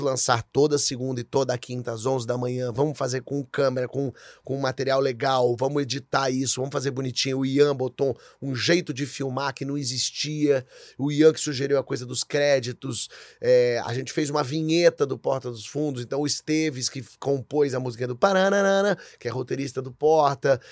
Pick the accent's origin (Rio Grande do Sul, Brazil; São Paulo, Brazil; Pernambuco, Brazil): São Paulo, Brazil; moved away as an adult; also born or lived in Rio de Janeiro / Portugal; Então eu meio que larguei minha cidade, meu estado, que era São Paulo